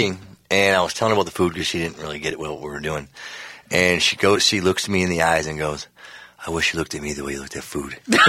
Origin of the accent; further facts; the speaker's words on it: Minnesota, United States; But being the fact that we're from Minnesota